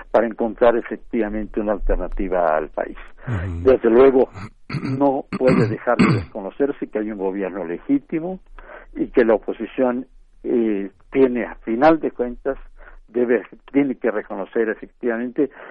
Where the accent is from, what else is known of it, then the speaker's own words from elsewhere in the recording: Mexico; No sé nosotros como mexicanos sabemos muy bien efectivamente cómo actúa.